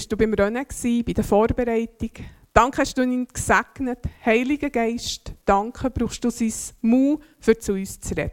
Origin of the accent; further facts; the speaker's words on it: Zurich, Switzerland; now in Interlaken, Switzerland; Wenn ihr jetzt vielleicht merkt, meiner Stimme an, ich komme nicht aus Interlaken ursprünglich. Ich bin erst seit dreieinhalb Jahren dort und ich werde den Dialekt, den schönen Berner Oberländer Dialekt vermutlich nie mehr richtig annehmen. Ich komme aus einem anderen Oberland, nämlich aus dem Zürich Oberland